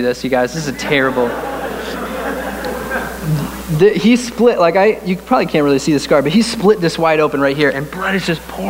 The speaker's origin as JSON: {"language": "English", "region": "Connecticut", "country": "United States", "tie": "born or raised there", "said": "we grew up in the Northeast in a little state called Connecticut."}